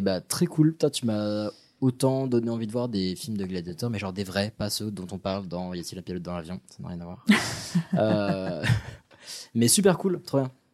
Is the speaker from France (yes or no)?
no; Morocco; je suis marocain